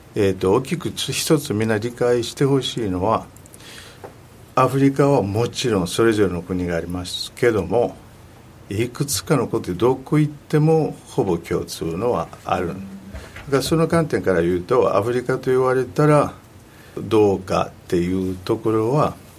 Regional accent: Kinshasa, DR Congo; Japanese is a second language; moved away; also born or lived in Katanga; 南で生まれた、えー、カタンガという地域なんですけども育ったのはキンシャサともあとあの西の方

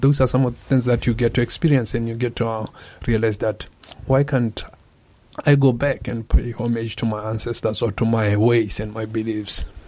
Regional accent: Botswana; English is a second language; moved away as an adult; now in Japan; I am from Botswana, uh, an M2 student at Kobe Institute of Computing

